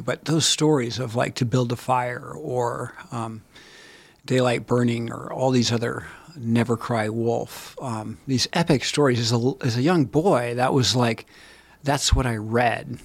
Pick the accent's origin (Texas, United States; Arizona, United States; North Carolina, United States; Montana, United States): Montana, United States; Bozeman; I'm from Bozeman, Montana.